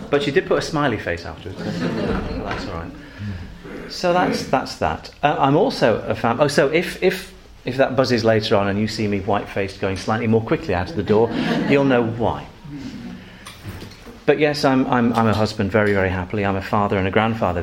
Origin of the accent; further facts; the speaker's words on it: Manchester, North West England, United Kingdom; also born or lived in Macclesfield; I'm a Mancunian, which means I'm from Macclesfield. Manchester.